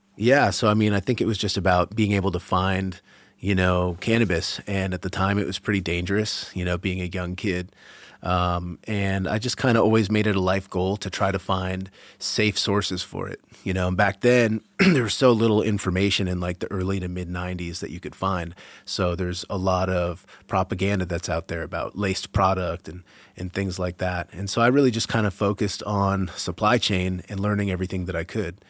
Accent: Massachusetts outside of Boston, United States; moved away as an adult; now in Vermont, United States; I grew up in Massachusetts outside of Boston

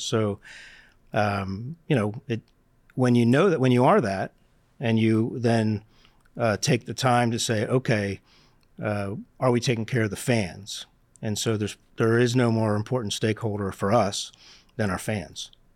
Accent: Philadelphia, Pennsylvania, United States; I grew up in Northeast Philadelphia

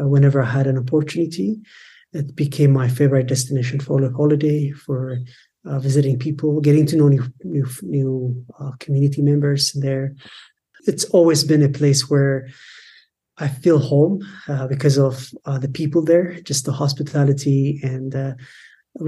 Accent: Addis Ababa, Ethiopia; I grew up in Addis, which is the capital of Ethiopia

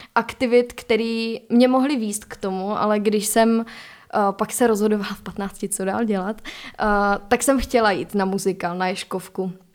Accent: Czechia; u nás, jako Češi

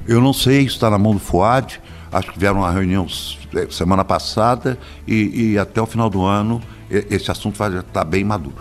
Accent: Belo Horizonte, Minas Gerais, Brazil; Eu nasci em Belo Horizonte

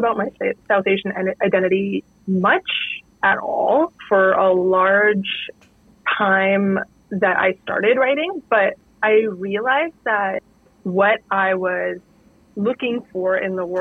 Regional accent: Northern Canada, Canada; I grew up in Northern Canada in a pretty isolated town

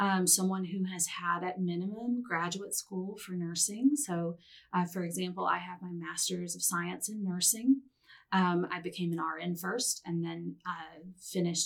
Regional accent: Atmore, Alabama, United States; also born or lived in Champaign-Urbana, Illinois; Born and raised here in Alabama. Shout out to my hometown of Atmore.

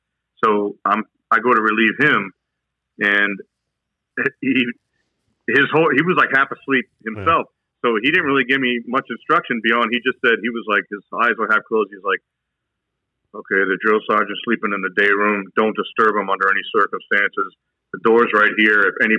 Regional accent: New Hampshire, United States; I'm like, I'm from New Hampshire, drill sergeant. What do you do up in New Hampshire? I said, I'm a college student, drill sergeant.

